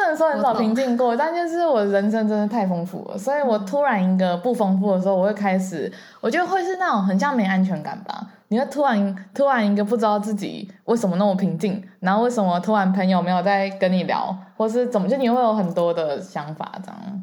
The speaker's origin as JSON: {"language": "Chinese", "country": "Taiwan", "also_born_or_lived": "United Kingdom", "said": "我回台湾之后"}